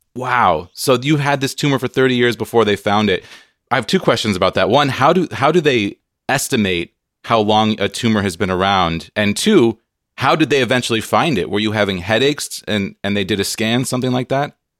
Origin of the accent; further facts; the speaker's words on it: San Diego, California, United States; now in Seattle, United States; I grew up on the West Coast in San Diego, so a lot of beach time when I was a kid